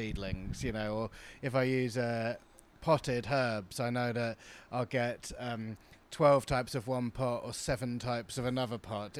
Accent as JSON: {"language": "English", "area": "New Forest", "region": "South East England", "country": "United Kingdom", "tie": "born or raised there", "said": "I grew up in the New Forest."}